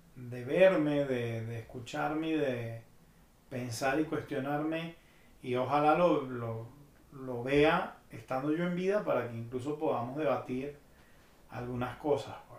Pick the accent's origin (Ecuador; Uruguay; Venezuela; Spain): Venezuela; moved away as an adult; Yo tengo casi seis años y medio que me fui de Venezuela